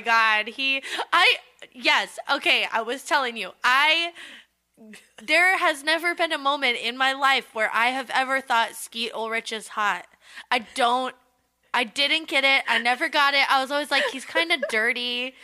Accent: Southern California, United States; we grew up in Southern California

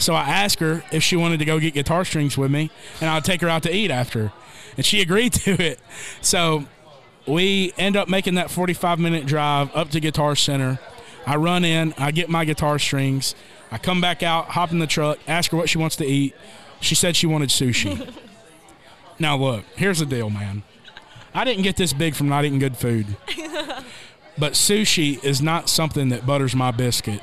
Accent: Columbia, Tennessee, United States; I was working a city job for the city of Columbia back home in my hometown.

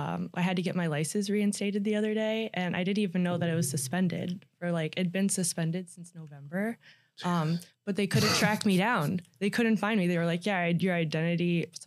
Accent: Ohio, United States; also born or lived in South Carolina; I moved as a baby though. And then I lived in Ohio.

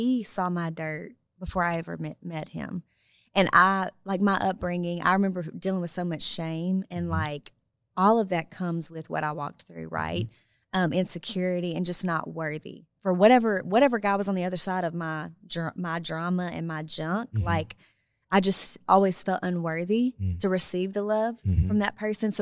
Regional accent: El Dorado, Arkansas, United States; moved away; I'm from El Dorado, Arkansas, right? Mm-hmm. Born and raised, PK, all that.

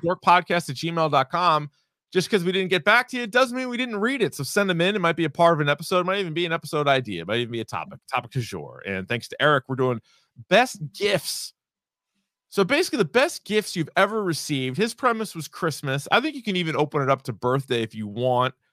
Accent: New England, United States; growing up in New England, if you were a college football fan, you had to pick another team 'cause you didn't have one in New England

